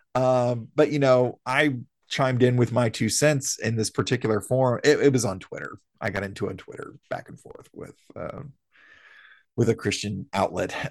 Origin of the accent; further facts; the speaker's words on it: the South, United States; we're born and raised in the South